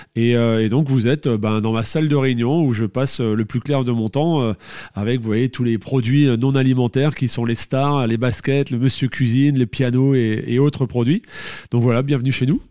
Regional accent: Alsace, Grand Est, France; Je suis alsacien dans mon petit village à Maestratam

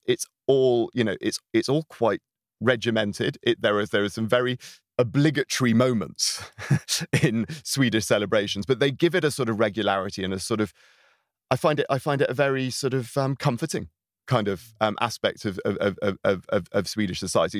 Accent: United Kingdom; now in Sweden; as a British person in Sweden, as someone from a, from a rich majority white Western, um, European country

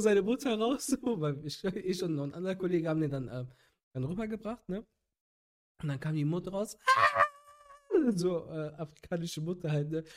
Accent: Cologne, North Rhine-Westphalia, Germany; ich habe äh, den Großteil meiner Kindheit und Jugend in Köln verbracht

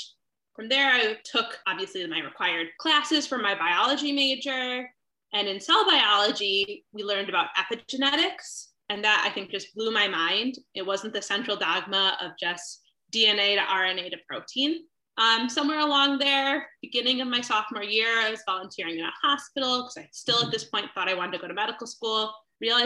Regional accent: Chicago, Illinois, United States; I grew up mostly in Chicago

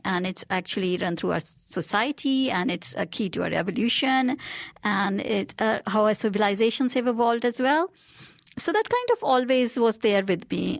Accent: India; moved away; I grew up in India

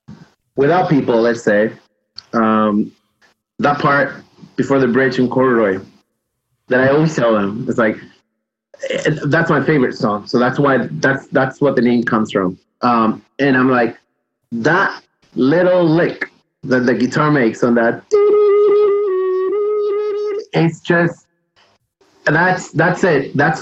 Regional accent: Peru; moved away; I think that song, it's special because I moved here in 95 from Peru.

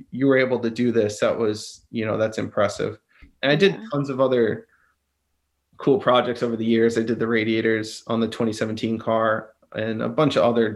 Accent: Miami, Florida, United States; moved away as an adult; also born or lived in West Midlands; now in Miami, United States; I come from Miami. Miami's a melting pot.

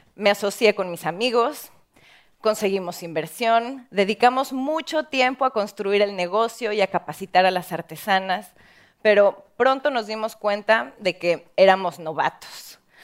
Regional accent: Mexico; en mi país, en México

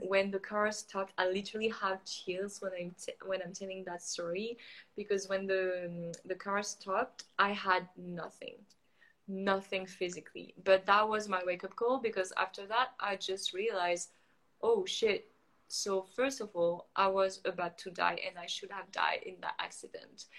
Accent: France; moved away as an adult; also born or lived in Montreal, Canada; now in Playa del Carmen, Mexico; I grew up in France, but I'm totally feeling disconnected with France.

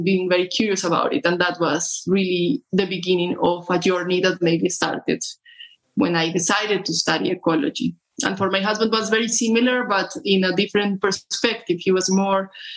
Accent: Colombia; I'm from Colombia.

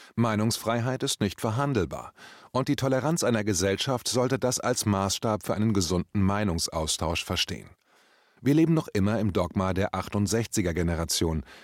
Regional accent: Braunschweig, Lower Saxony, Germany; also born or lived in Hamburg; Nach dem Umzug nach Braunschweig

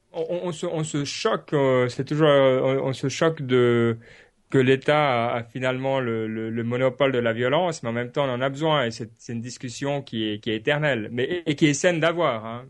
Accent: Switzerland; en tant que Suisse

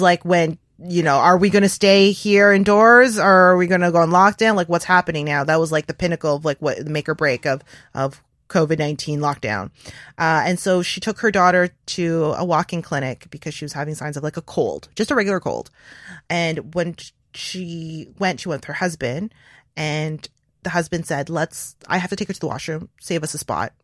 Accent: Canada; I'm not American. I'm, I'm Asian, identify as Asian Canadian

